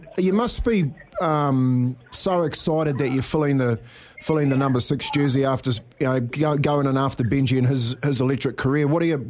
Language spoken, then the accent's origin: English; Whangarei, Northland, New Zealand; Myself, I was born in Whangarei